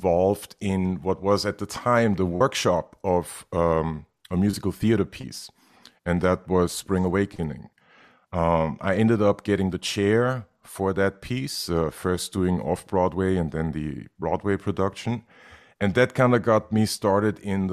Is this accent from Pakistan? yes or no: no; Vienna, Austria; moved away as an adult; now in New York, United States; I was born and raised in Vienna, Austria, in 1972.